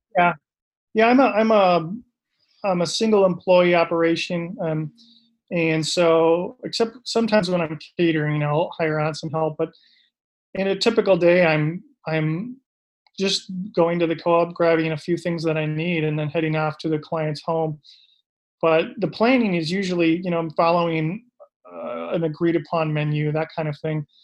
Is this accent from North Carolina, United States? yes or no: no; Minneapolis, Minnesota, United States; also born or lived in Vancouver, Canada; I'm from Minnesota originally, and grew up in the suburbs of Minneapolis